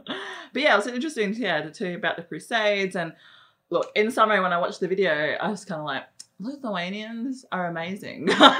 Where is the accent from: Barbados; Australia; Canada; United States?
Australia; you can't just simply plonk it in Australia because we're not American in the way we drink coffee